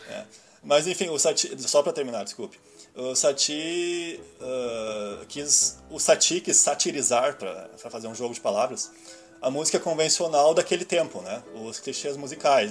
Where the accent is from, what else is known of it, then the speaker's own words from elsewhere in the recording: Rio Grande do Sul, Brazil; fica esse bairrismo de achar que aqui nós somos melhores do que.